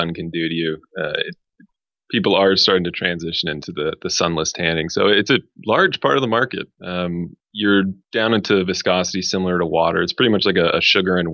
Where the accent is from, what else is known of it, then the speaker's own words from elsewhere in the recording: Montreal, Quebec, Canada; now in Toronto, Canada; I'm originally from Montreal